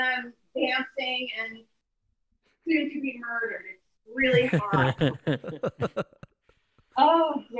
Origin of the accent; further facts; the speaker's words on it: New Jersey, United States; I'm Italian and Sicilian native of New Jersey.